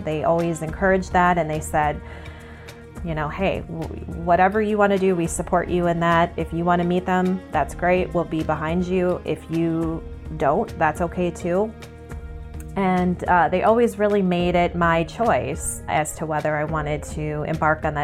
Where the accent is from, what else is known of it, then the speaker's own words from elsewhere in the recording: St. Paul, Minnesota, United States; also born or lived in Chicago; I was born in St. Paul, Minnesota, January 31st, 1985